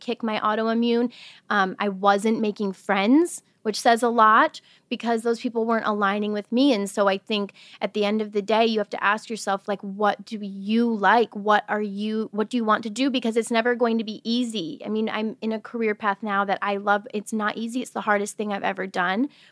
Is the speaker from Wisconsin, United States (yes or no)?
yes; Wisconsin, United States; I'm originally from Wisconsin. I grew up in a very small town